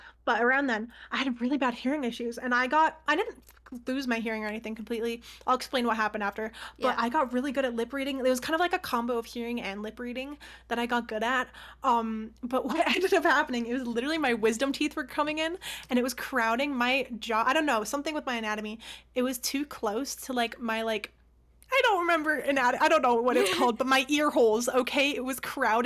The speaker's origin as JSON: {"language": "English", "country": "Canada", "said": "I'm Canadian"}